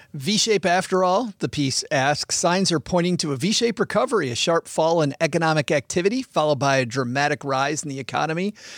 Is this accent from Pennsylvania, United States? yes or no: no; West Michigan, United States; now in Detroit, United States; I grew up in West Michigan, which is farmland.